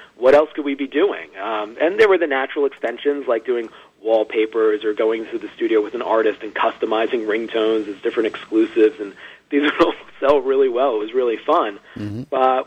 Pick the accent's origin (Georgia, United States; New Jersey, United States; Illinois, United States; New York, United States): New York, United States; Long Island; I grew up out, uh, out in Long Island